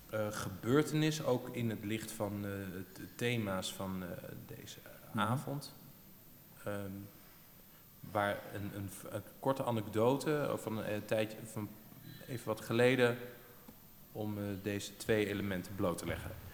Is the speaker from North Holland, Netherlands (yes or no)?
no; Amersfoort, Utrecht, Netherlands; we komen dus allebei uit Amersfoort. Ja. En eh, we zijn er ook allebei eh, geboren